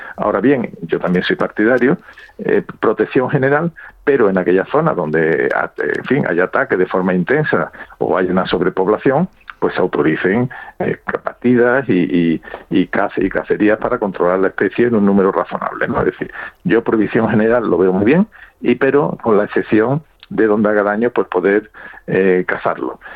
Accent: Spain; para los franceses somos los españoles

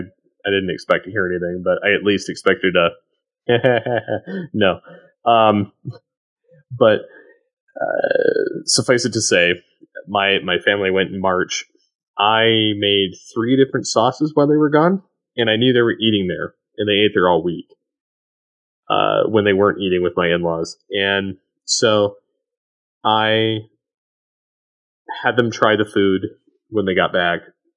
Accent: Michigan, United States; now in Colorado, United States; I moved from Michigan to Colorado for work, and there was a restaurant called Italia Garden in Flint, Michigan that my wife and I like to eat at.

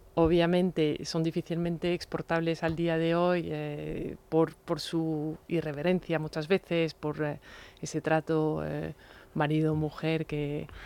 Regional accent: France; como francesa

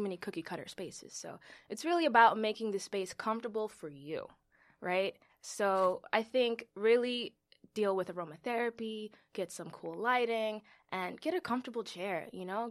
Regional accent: New York City, New York, United States; I am a New York native, Bronx born and raised

